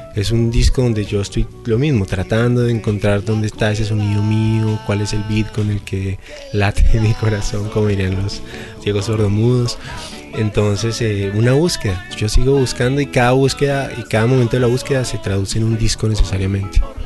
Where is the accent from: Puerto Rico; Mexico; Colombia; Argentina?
Colombia; Bogotá; como bogotano, como colombiano.